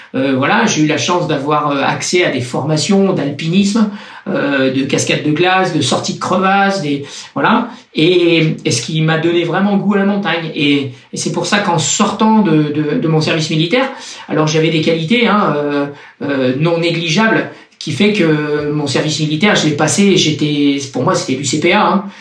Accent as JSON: {"language": "French", "town": "Châtellerault", "region": "Nouvelle-Aquitaine", "country": "France", "tie": "born or raised there", "also_born_or_lived": "La Rochelle / Cannes / Nice area", "moved": "as an adult", "said": "Un pays plat. Un pays plat. Mais vraiment très plat. J'habitais dans un petit village qui s'appelle Châtellerault, donc dans la, dans la Vienne."}